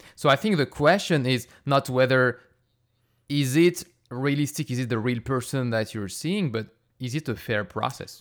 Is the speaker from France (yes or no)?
yes; France; moved away; I grew up in France